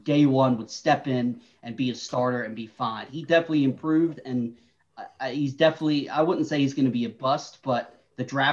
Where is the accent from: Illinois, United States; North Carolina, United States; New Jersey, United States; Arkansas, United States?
North Carolina, United States; also born or lived in New York; I was born in New York, but I grew up in North Carolina